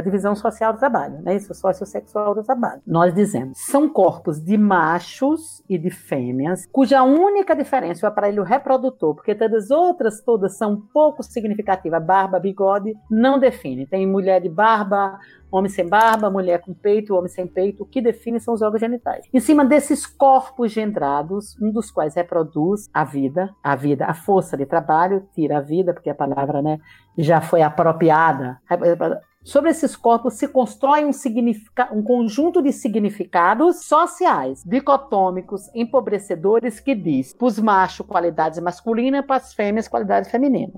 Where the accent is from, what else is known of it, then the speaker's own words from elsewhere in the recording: Bahia, Brazil; moved away as an adult; also born or lived in São Paulo; Eu saí da Bahia aos 19 anos de idade para não morrer de fome, fui para São Paulo